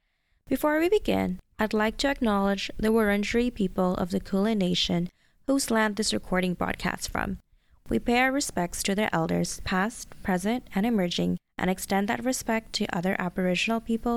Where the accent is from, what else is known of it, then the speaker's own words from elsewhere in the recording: Saudi Arabia; also born or lived in Malaysia; now in Australia; I was born in Saudi Arabia, where I lived a lot of my childhood at, spent some time in Malaysia, and finally found myself in Australia.